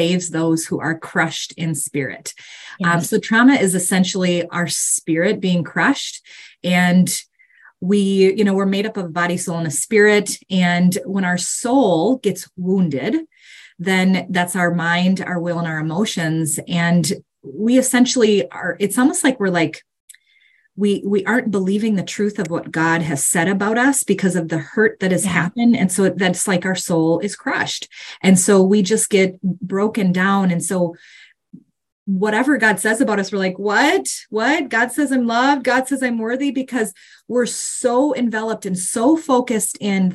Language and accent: English; Minnesota, United States; I am from Minnesota